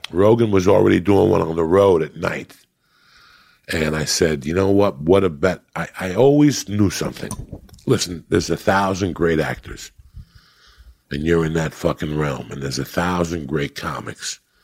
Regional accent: North Bergen, New Jersey, United States; also born or lived in New York City; I'm from North Bergen, New Jersey

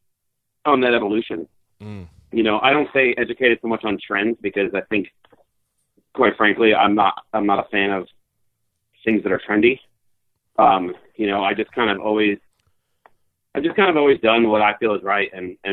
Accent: New Jersey, United States; moved away; growing up in Jersey

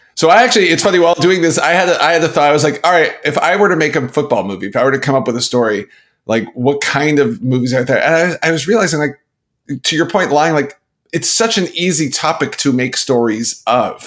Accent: Canada; moved away; also born or lived in Pittsburgh; as a Canadian

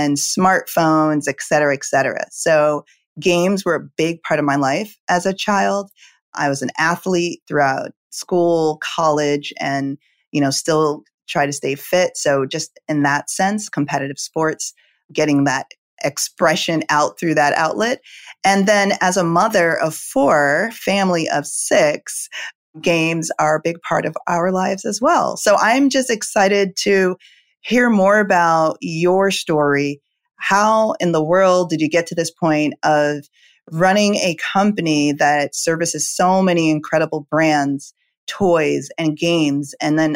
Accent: Jamaica; moved away; I was born in Jamaica

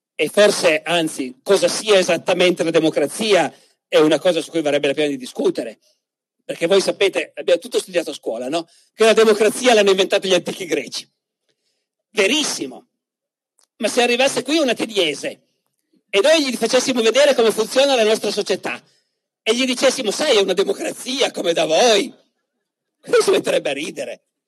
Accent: Piedmont, Italy; in Piemonte, dalle mie parti, nel Canavese

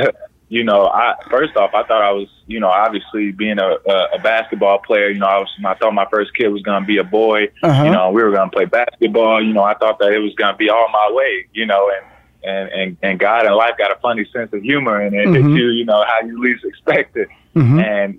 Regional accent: Indiana, United States; Born and raised in Indiana, yeah.

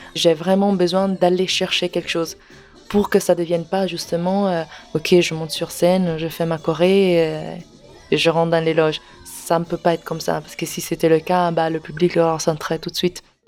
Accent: Parma, Emilia-Romagna, Italy; French is a second language; moved away as an adult; now in Paris, France; je suis italienne

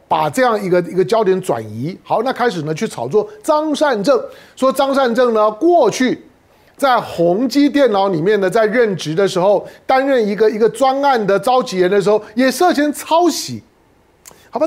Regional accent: Taiwan; 我们生活在台湾，身为台湾人，我当然希望台湾有救啊

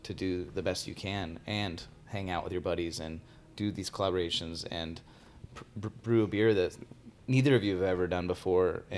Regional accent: Tucson, Arizona, United States; also born or lived in Phoenix area; I grew up in Tucson my whole life. I've only been up here maybe 6 years.

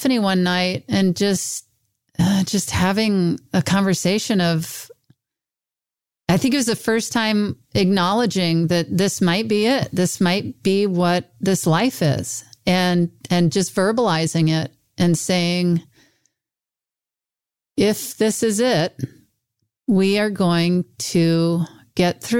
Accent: Mississippi, United States; moved away; I'm in my hometown of Mississippi

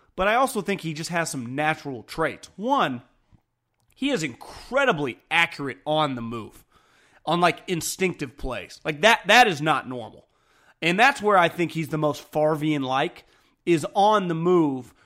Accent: Northern California, United States; I grew up in Northern California

